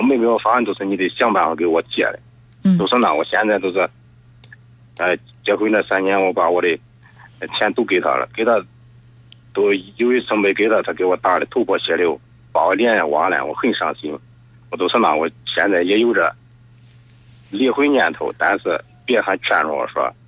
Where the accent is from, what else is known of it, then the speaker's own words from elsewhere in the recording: Luoyang, Henan, China; 我是罗阳的